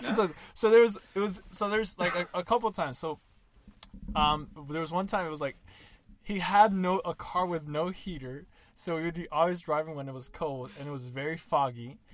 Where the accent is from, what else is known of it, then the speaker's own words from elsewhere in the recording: Honduras; moved away; in Honduras in the years that I lived over there